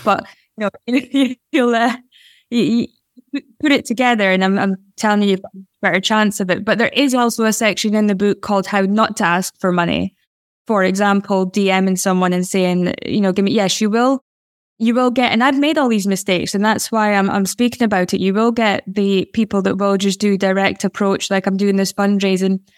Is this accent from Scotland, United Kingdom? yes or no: yes; Aberdeen, Scotland, United Kingdom; I'm a woman who was growing up in Aberdeen